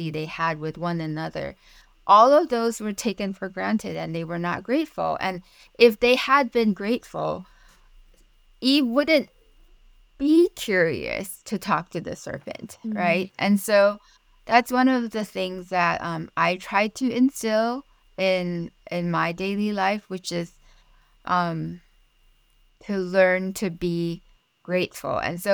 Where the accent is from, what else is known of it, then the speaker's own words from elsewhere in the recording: Malaysia; first language Mandarin; English is a second language; now in Pittsburgh, United States; Mandarin is my first language. I am originally from Malaysia